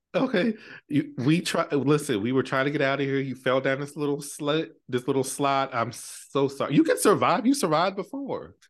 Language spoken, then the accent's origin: English; New York, United States; I'm from New York